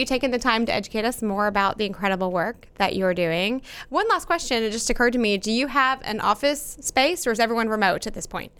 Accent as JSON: {"language": "English", "town": "Plano", "region": "Texas", "country": "United States", "tie": "born or raised there", "also_born_or_lived": "Frisco", "said": "As someone who's lived in this area my entire life, um, I grew up in Plano"}